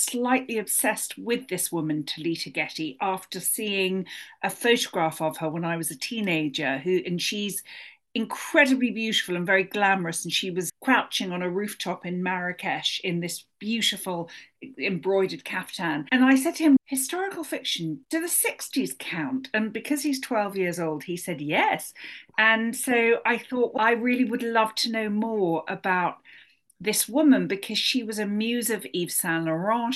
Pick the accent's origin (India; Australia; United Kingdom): United Kingdom; London; moved away as an adult; now in United States; as you can hear from my accent, I'm a naturalized American, but I was born and brought up in London